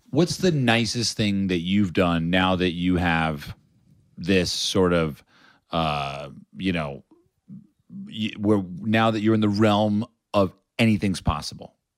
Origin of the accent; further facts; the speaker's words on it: United States; me being an American